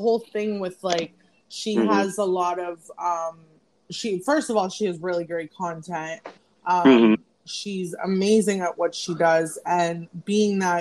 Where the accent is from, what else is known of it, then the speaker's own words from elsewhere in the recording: Fort Lauderdale, Florida, United States; moved away as an adult; now in Brooklyn, United States; I'm originally from Fort Lauderdale, Florida, but I'm currently residing in Brooklyn, New York